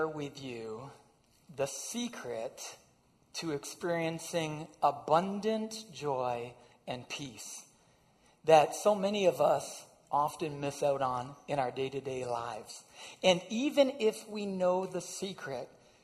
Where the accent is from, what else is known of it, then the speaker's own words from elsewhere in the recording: just outside of Windsor, Ontario, Canada; I grew up just outside of Windsor